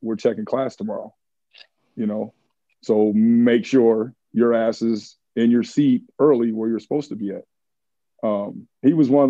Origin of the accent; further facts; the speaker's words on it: Michigan, United States; I was from Michigan, so I was a diehard Michigan football fan